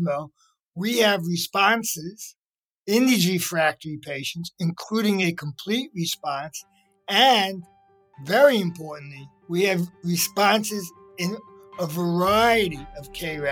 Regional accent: New York City, New York, United States; also born or lived in Lower East Side, Manhattan; I'm first-born here and grew up in the wilds of Brooklyn, New York

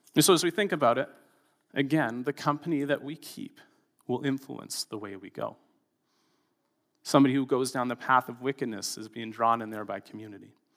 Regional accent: Canada; as a Canadian, in a tolerant culture

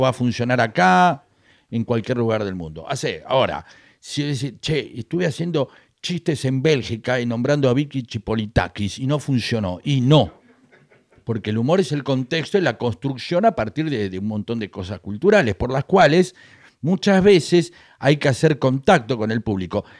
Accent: Venezuela; moved away as an adult; now in Argentina; rutina que me funcionaba en mi país, acá no me funcionaba

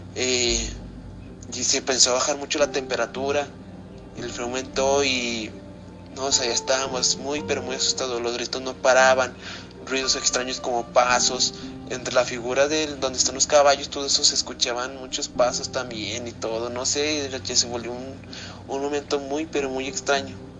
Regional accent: Zacatecas, Mexico; soy de aquí de Zacatecas

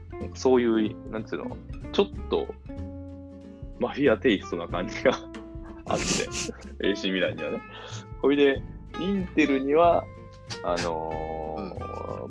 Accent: Tokai, Japan; 僕はあの、地元が東海なのでね、グランパスとか

